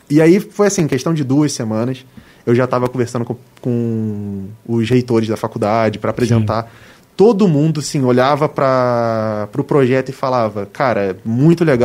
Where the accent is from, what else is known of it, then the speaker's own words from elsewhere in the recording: Rio de Janeiro, Brazil; a gente é do Rio